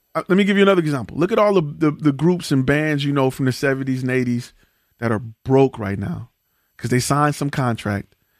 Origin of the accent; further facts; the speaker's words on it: Detroit, Michigan, United States; I come from Detroit